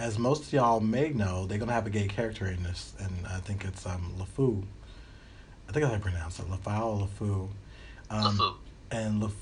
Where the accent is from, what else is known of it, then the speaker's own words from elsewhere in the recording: United States; moved away; also born or lived in Alabama; I'm from Tennessee and Alabama